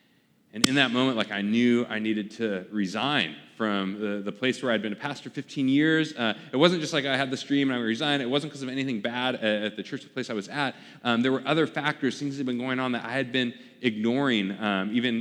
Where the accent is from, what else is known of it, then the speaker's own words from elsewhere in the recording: Portland, Oregon, United States; moved away; I lived in Portland, kind of my hometown back at the time